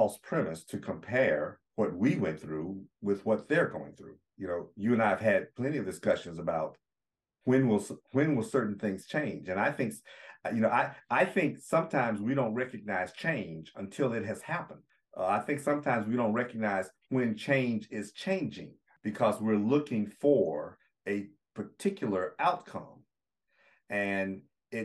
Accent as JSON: {"language": "English", "town": "Jackson", "region": "Mississippi", "country": "United States", "tie": "born or raised there", "said": "my hometown in Jackson, Mississippi"}